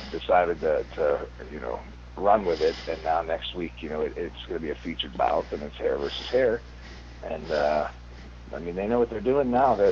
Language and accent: English; United States; I'm American